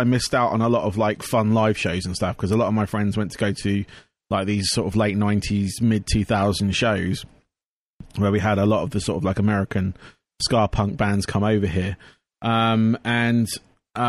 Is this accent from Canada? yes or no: no; England, United Kingdom; I am from England